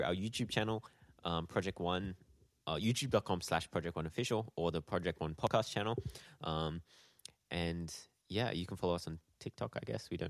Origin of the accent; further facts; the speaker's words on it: Canberra, Australian Capital Territory, Australia; our home city. our hometown.